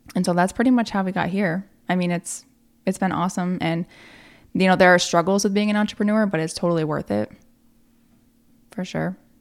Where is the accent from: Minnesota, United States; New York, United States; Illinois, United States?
New York, United States; Malone; moved away as an adult; now in Plattsburgh, United States; I'm from Malone